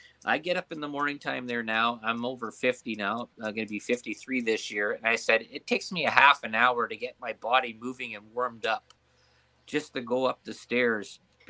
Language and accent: English; Ontario, Canada; I'm from Ontario